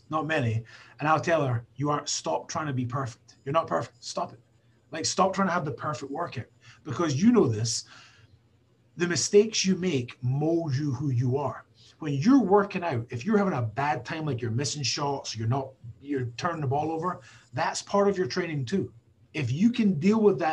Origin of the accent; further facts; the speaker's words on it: Scotland, United Kingdom; I'm a Scottish guy